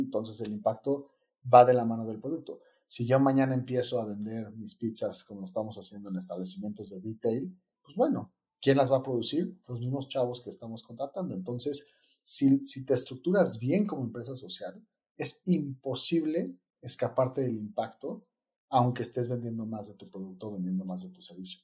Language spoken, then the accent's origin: Spanish; Mexico; also born or lived in New York; así es como el mexicano le dice a la pizza